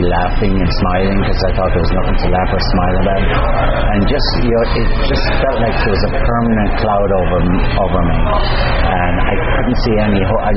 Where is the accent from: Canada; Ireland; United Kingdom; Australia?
Ireland; Galway, Connacht